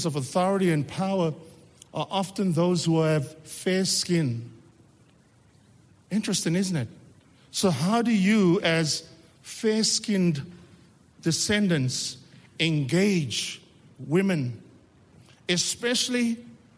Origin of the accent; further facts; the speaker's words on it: South Africa; moved away as an adult; now in Canada; you from South Africa? I says, yeah